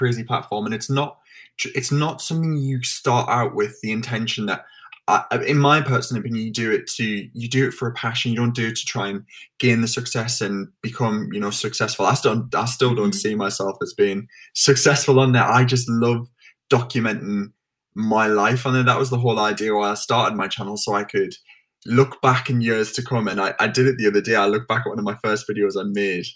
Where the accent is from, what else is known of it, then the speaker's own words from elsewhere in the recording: the North East, North East England, United Kingdom; moved away as an adult; now in London, United Kingdom; I'm originally from the Northeast